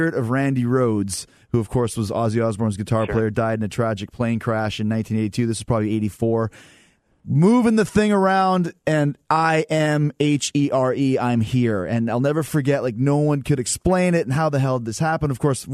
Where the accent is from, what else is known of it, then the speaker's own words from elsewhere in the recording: Manitoba, Canada; the university in Manitoba where I grew up in Canada